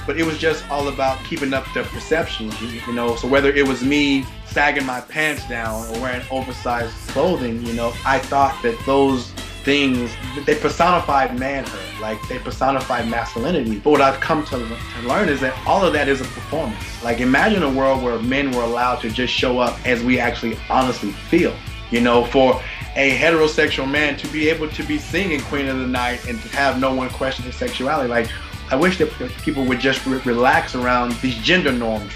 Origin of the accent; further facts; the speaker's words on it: Louisiana, United States; growing up in the South, being a black man